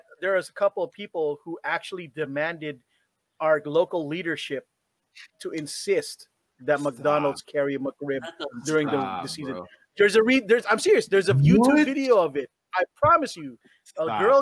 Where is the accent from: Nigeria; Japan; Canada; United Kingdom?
Japan; moved away; I grew up in Japan when in that era of Dragon Ball